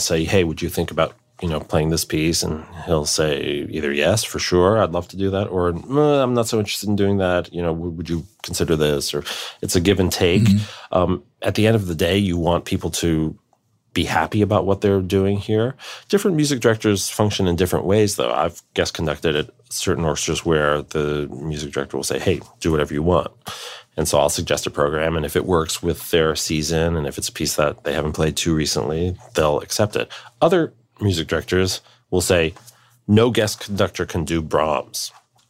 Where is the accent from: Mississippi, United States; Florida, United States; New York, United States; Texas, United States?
New York, United States; it's my hometown orchestra